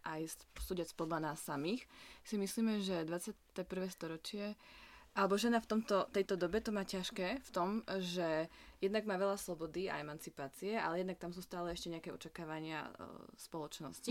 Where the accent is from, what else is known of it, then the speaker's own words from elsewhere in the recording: Michalovce, Košice Region, Slovakia; moved away as an adult; also born or lived in Bratislava; now in Prague, Czech Republic; ja som z Michalviec a študovala som v Bratislave na vysokej škole